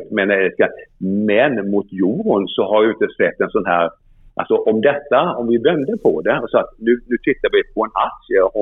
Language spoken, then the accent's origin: Swedish; Sweden